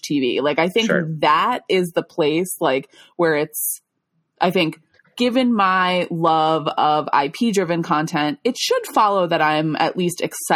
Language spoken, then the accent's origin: English; Long Island, New York, United States; I'm from Long Island